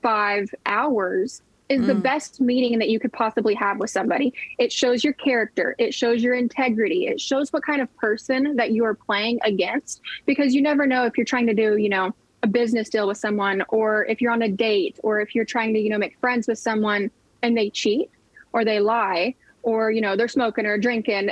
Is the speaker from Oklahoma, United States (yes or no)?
yes; Oklahoma, United States; I grew up in Oklahoma. I grew up on land